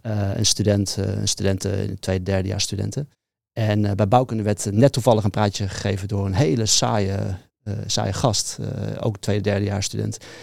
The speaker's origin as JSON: {"language": "Dutch", "area": "near Leeuwarden", "region": "Friesland", "country": "Netherlands", "tie": "born or raised there", "said": "maar wel daar mijn hele jeugd eh, getoefd inderdaad. Um, klein dorpje naast Leeuwarden geboren."}